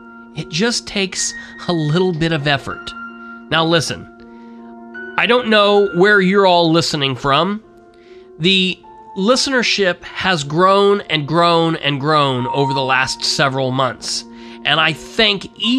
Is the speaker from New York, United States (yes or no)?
no; Winchester, Indiana, United States; also born or lived in Muncie, Indiana; my hometown of Winchester and my birth town of Muncie